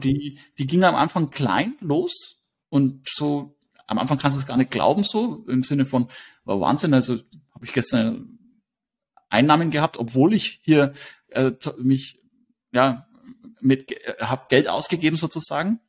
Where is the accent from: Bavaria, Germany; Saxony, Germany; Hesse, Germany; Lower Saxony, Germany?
Bavaria, Germany; Hersbruck; in den Ort, wo ich herkomme, also Hersbruck